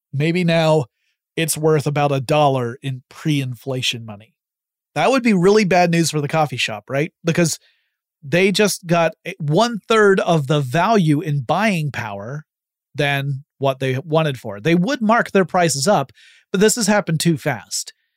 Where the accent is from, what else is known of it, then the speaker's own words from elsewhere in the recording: United States; I'm an American citizen